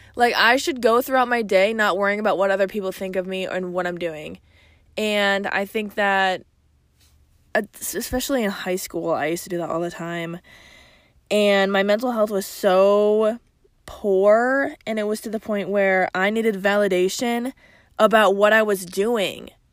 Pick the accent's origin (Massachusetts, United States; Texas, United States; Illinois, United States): Illinois, United States; Chicago; accent: Chicago; my Chicago accent